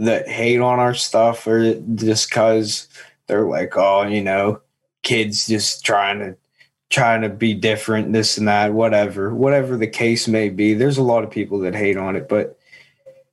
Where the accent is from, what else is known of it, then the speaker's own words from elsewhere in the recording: Seward, Pennsylvania, United States; also born or lived in Latrobe, Pennsylvania; I'm actually from a little town outside of Johnstown, Pennsylvania